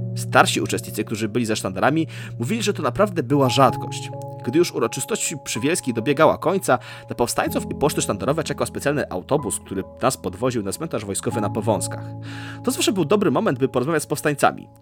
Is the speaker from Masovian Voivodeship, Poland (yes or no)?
yes; Warsaw, Masovian Voivodeship, Poland; urodziłem się i mieszkam w Warszawie